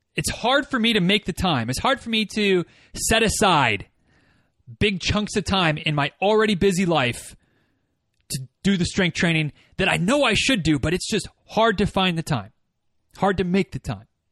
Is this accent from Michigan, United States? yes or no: yes; Northern Michigan, United States; moved away; my hometown